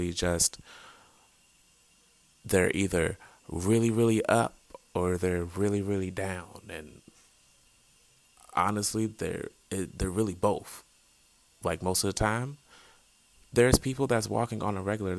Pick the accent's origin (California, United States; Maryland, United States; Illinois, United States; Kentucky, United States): Maryland, United States; Eastern Shore of; moved away; I'm originally from the Eastern Shore of Maryland, little small town